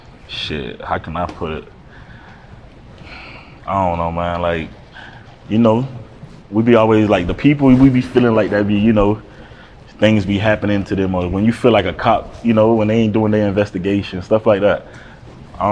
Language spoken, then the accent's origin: English; Fort Lauderdale, Florida, United States; moved away; also born or lived in Miami, Florida; I was raised in Broward County